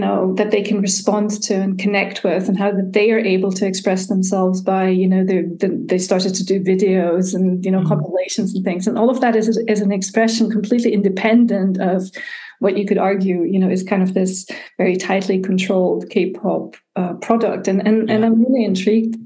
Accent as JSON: {"language": "English", "town": "Tübingen", "region": "Baden-Württemberg", "country": "Germany", "tie": "born or raised there", "also_born_or_lived": "United States / San Francisco / United Kingdom", "moved": "as an adult", "said": "I was born in Germany and I was raised here, but in my early 20s, I went to study in the United States."}